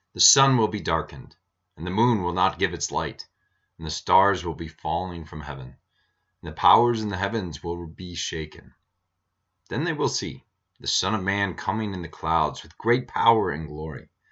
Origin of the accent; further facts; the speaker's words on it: Iowa, United States; now in Montana, United States; having several overcast days growing up in Iowa